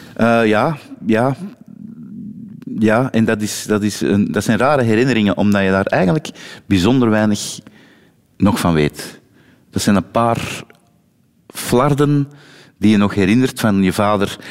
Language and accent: Dutch; Turnhout, Flanders, Belgium; Ik, ik ben van Turnhout, maar net tegen de grens van Oosthoven aan.